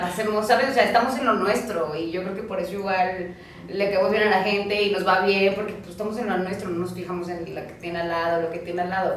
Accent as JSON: {"language": "Spanish", "region": "Hidalgo", "country": "Mexico", "tie": "born or raised there", "moved": "as an adult", "lives_now": "Mexico City, Mexico", "said": "crecí parte de mi infancia en Hidalgo"}